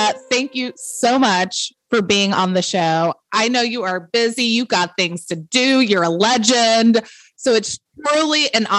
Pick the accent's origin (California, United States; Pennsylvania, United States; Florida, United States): California, United States; I'm from California